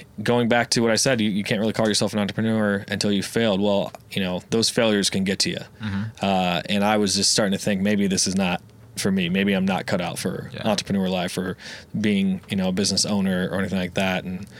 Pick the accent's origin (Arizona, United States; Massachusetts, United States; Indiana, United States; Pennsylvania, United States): Indiana, United States; Fort Wayne; moved away as an adult; also born or lived in Denver, Colorado; I'm originally from Fort Wayne, Indiana. It's a small town. I think it's about 300,000 people, so not too bad. I've moved around. I've lived in Denver, Colorado for about 4 years.